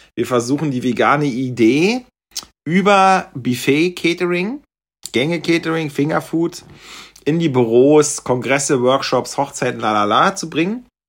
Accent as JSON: {"language": "German", "region": "East Germany", "country": "Germany", "said": "dass ich als Ossi hier was zu sagen habe"}